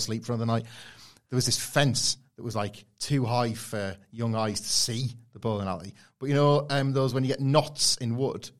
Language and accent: English; Filey, Yorkshire and the Humber, United Kingdom; where I grew up in Filey in North Yorkshire, it's very, very parochial